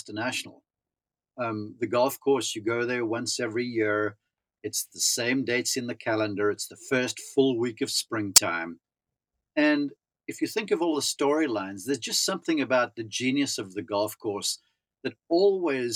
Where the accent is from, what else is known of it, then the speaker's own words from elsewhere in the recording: South Africa; moved away as an adult; growing up in South Africa.